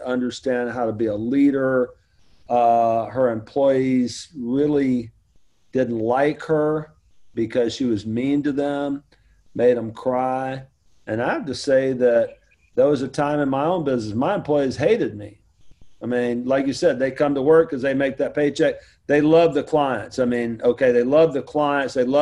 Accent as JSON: {"language": "English", "region": "the South", "country": "United States", "said": "I'm from the South"}